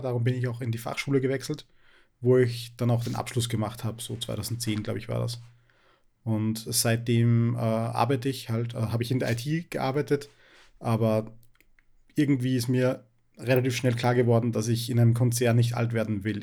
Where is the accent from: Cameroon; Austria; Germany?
Austria; Upper Austria; ich bin äh, auch aus Oberösterreich. Äh, ich wohne in der Nähe von Linz.